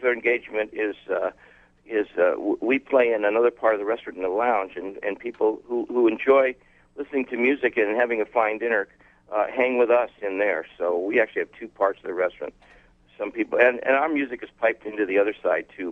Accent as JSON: {"language": "English", "town": "Palm Springs", "region": "California", "country": "United States", "tie": "born or raised there", "also_born_or_lived": "Massachusetts", "said": "I was born in Massachusetts. And then they moved to Palm Springs. And in Palm Springs, I had, my mom worked in restaurants"}